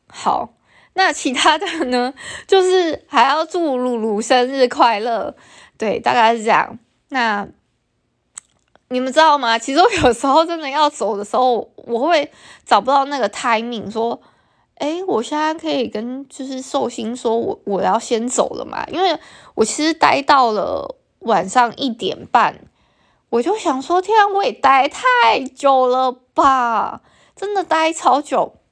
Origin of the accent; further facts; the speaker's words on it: Taiwan; first language Taiwanese Hokkien; Chinese is a second language; 像我对母语的认知是闽南话